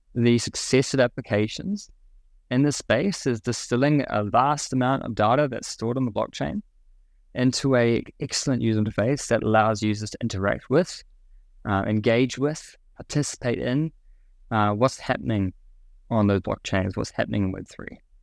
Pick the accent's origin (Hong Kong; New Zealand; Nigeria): New Zealand; moved away as an adult; now in Singapore; I grew up in New Zealand and kind of my early career in New Zealand